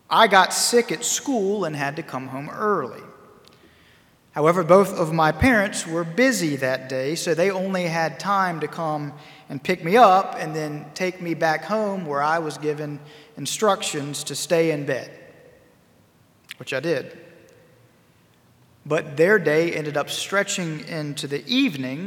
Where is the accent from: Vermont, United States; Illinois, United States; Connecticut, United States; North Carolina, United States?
North Carolina, United States; High Point; my hometown of High Point, North Carolina